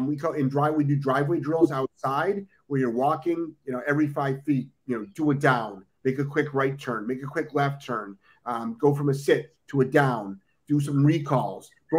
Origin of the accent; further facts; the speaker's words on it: Ohio, United States; now in Florida, United States; I'm originally from Ohio. I spent, we used to do field trips up to Michigan